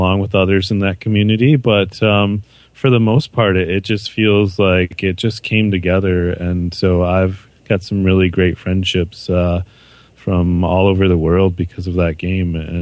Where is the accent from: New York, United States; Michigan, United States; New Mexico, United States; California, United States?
Michigan, United States; Muskegon; moved away as an adult; also born or lived in Canada; I am from West Michigan. The Muskegon is where I grew up.